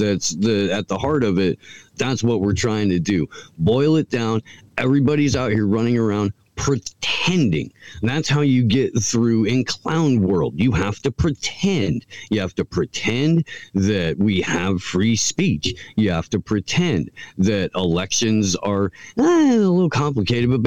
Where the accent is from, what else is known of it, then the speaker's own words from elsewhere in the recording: Indiana, United States; I grew up on Bob and Tom in Indiana